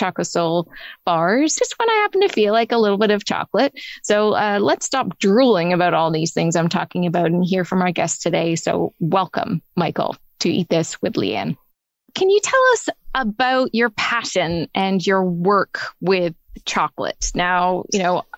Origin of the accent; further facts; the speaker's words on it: Toronto, Ontario, Canada; here in my hometown of Toronto